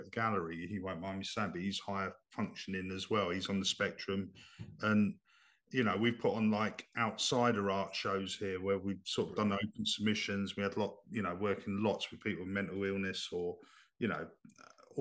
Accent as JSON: {"language": "English", "town": "Dover", "region": "South East England", "country": "United Kingdom", "tie": "born or raised there", "said": "I grew up in Dover"}